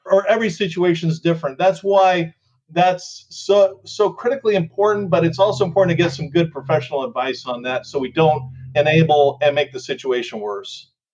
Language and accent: English; Southern California, United States; growing up in Southern California